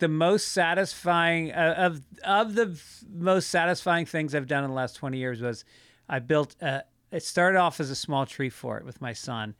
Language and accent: English; United States; now in Venice, United States; I grew up just outside of New York